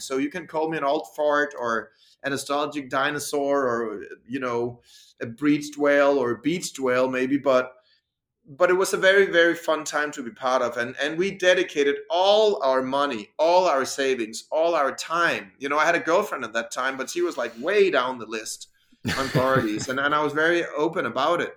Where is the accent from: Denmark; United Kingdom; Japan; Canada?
Denmark; English is a second language; I came from Denmark, which I think is kind of you know, nice, normal, supported country for sports